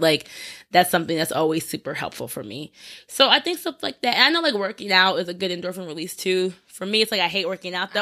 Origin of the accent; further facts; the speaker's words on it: New Jersey, United States; also born or lived in Greensboro, North Carolina; now in New York, United States; I was in Greensboro and I was like, North Carolina, but I'm from Jersey. So coming back up here, it bring me closer to home.